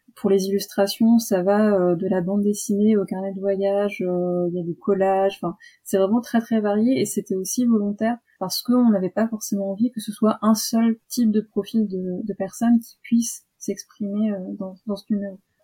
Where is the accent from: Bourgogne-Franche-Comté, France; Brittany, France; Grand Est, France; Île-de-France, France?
Île-de-France, France; now in Toulouse, France; D'Île-de-France à la base et je vis à Toulouse